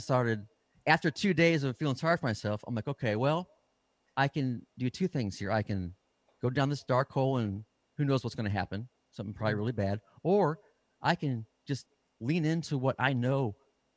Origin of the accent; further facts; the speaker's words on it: Midwest, United States; moved away as an adult; also born or lived in California / Nashville; I settled down in the Midwest, my hometown area